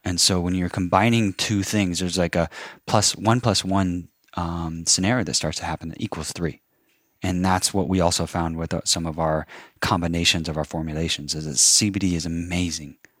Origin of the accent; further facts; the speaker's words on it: Kansas, United States; also born or lived in Phoenix, Arizona; born in Phoenix, Arizona. Um, have plenty of family there, but then my dad, after my mom died, moved us, my brother and I, to Kansas and grew up on a forty-acre farm